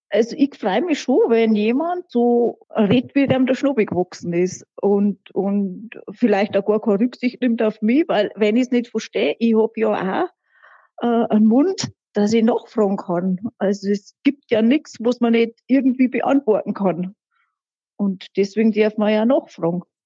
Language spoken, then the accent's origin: German; Rinchnach, Bavaria, Germany; accent: Lower Bavarian; also born or lived in Munich; bei uns in der Gegend, also da wo ich aufgewachsen bin